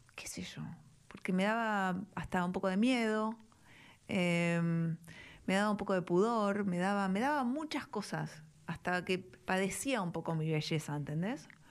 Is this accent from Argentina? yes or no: yes; Buenos Aires, Argentina; also born or lived in Belgrano, Buenos Aires; nací en Palermo, hmm. después viví mi adolescencia en Belgrano